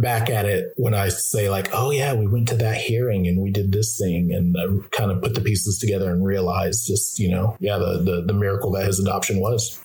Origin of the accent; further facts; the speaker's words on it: Louisiana, United States; I'm an African American and I grew up mostly in the South, uh, particularly Louisiana